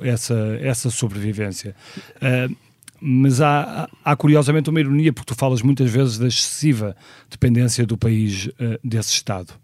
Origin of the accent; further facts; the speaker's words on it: Porto, Norte, Portugal; moved away; nasci no Porto em 1976